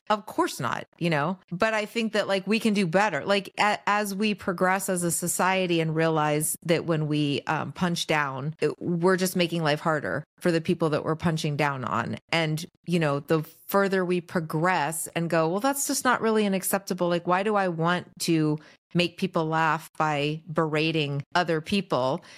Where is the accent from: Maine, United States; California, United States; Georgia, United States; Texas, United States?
California, United States; Los Angeles; also born or lived in New York; I mostly have lived here in L